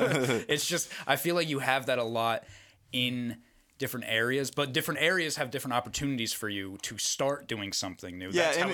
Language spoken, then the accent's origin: English; New Jersey, United States; Like, I grew up in New Jersey. And that's how I felt most of my life.